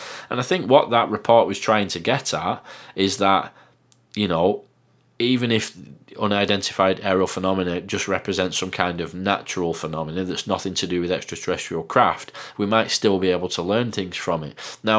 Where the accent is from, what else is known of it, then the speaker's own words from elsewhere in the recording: England, United Kingdom; accent: Northern; I hope you can understand what I'm saying with my bizarre Northern accent.